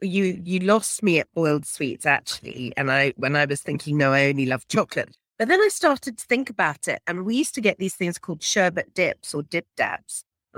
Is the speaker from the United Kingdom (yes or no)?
yes; England, United Kingdom; now in South Africa; I am originally from England and arrived here via all sorts of different countries.